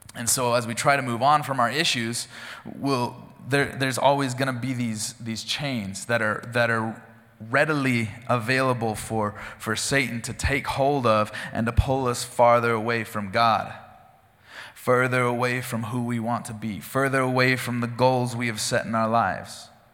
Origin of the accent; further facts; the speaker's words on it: Gooding, Idaho, United States; I grew up in Gooding, Idaho, out in the country.